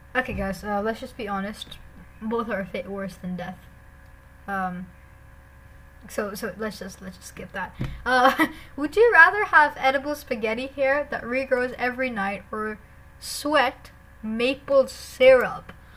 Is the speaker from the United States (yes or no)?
no; India; I'm an Indian